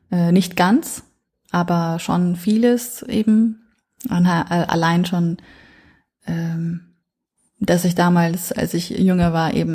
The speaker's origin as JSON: {"language": "German", "town": "Nuremberg", "region": "Bavaria", "country": "Germany", "tie": "born or raised there", "said": "ich bin in Nürnberg aufgewachsen und das Gefühl dort war sehr oft so, ich, ich gehöre immer zur Minderheit und ich werde immer zur Minderheit gehören."}